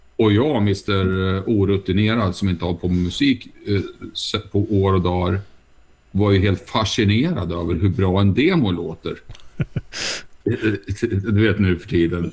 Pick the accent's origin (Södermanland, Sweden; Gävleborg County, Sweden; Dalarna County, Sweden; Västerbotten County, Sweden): Södermanland, Sweden; Nyköping; hemma i Nyköping